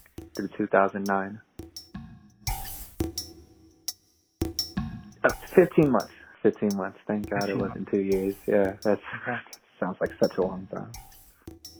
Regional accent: New Mexico, United States; moved away as an adult; Growing up in New Mexico, you're around predominantly Hispanic people

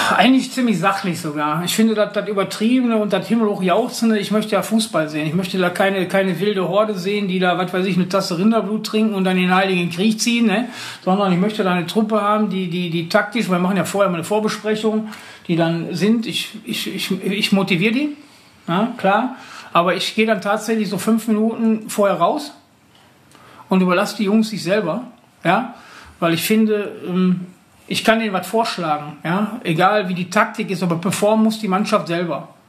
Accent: Oberhausen, North Rhine-Westphalia, Germany; ich komme aus Oberhausen

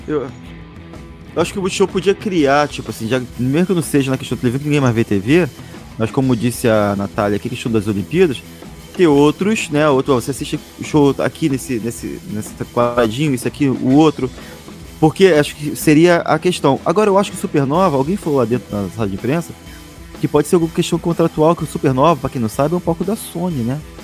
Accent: Rio de Janeiro, Brazil; eu fui criado perto da Vila Cruzeiro, fui criado no complexo

